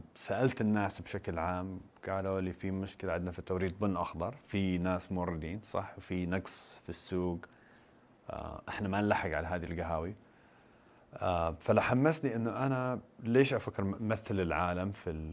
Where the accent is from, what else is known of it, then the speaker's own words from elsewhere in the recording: Qatif, Eastern Province, Saudi Arabia; also born or lived in United States; انا من القطيف بورن ريز ذير بس ان انا عشت في امريكا فتره الدراسه